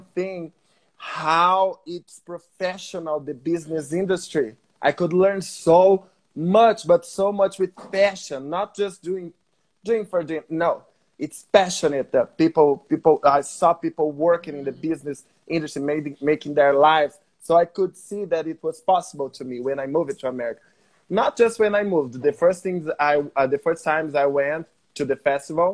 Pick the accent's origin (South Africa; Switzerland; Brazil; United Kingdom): Brazil; English is a second language; also born or lived in United States; the people in my country